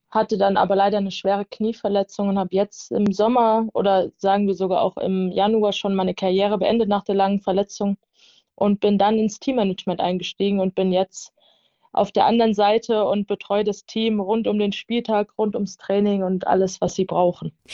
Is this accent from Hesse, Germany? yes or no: yes; near Darmstadt, Hesse, Germany; now in Nuremberg, Germany; Ich komme ursprünglich aus der Nähe von Darmstadt, das ist in Hessen. Und ja, bin dann damals hierher gezogen